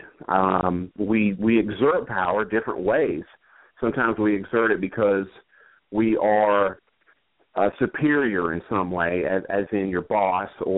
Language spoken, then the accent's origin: English; Macon, Georgia, United States; also born or lived in Asheville, North Carolina; now in Washington, D.C., United States; I was born in Asheville, North Carolina, and we moved to Macon, Georgia when I was pretty young, probably, I guess, five-ish, somewhere right around in there. And I grew up in Macon